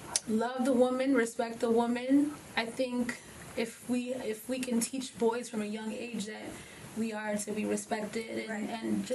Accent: Kenya; Like, hey, I'm from Kenya, my sister's from Nigeria, my other sister's from South Africa.

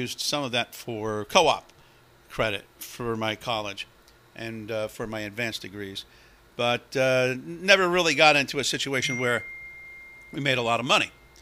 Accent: Hillside, New Jersey, United States; I lived in Hillside

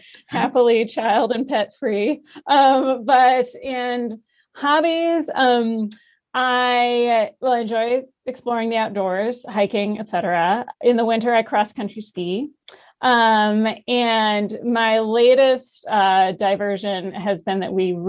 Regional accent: Madison, Wisconsin, United States; moved away as an adult; also born or lived in Princeton, New Jersey / Cincinnati, Ohio / Seattle, Washington / Boston, Massachusetts; now in Utah, United States; I grew up in Madison, Wisconsin. So the Midwest is home

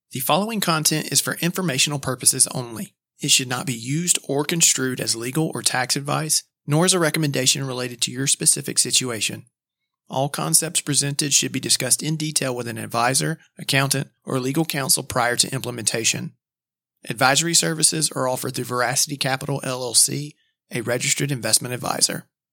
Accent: Madison, Georgia, United States; I grew up in Madison, Georgia, which is a very small town, about thirty minutes south of Athens, Georgia

